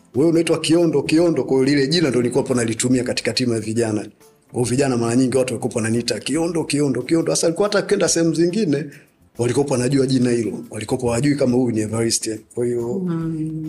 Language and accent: Swahili; Dar es Salaam, Tanzania; Mi nimezaliwa Upanga, kwa hiyo unakuta mitaa yote ya Upanga tulikuwa tunazunguka tuna baiskeli